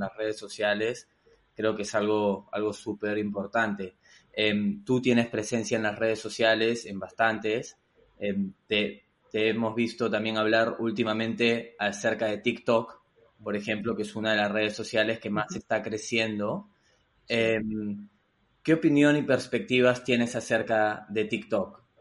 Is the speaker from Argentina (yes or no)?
no; Peru; also born or lived in United States; now in Spain; yo soy peruano, he vivido en Estados Unidos, eh, bastante joven, era en mi época de estudiante, y luego ahora en España